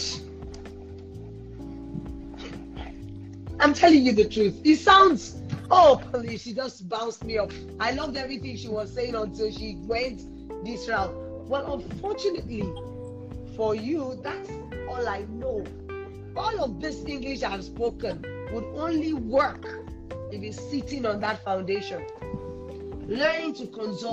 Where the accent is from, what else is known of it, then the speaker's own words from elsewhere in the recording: Nigeria; I'm Nigerian